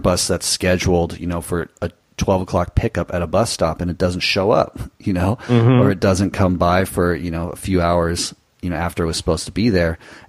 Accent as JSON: {"language": "English", "region": "Southern California", "country": "United States", "also_born_or_lived": "Nicaragua", "moved": "as an adult", "said": "we came from Southern California, we are familiar with Spanish culture and the language to a certain extent."}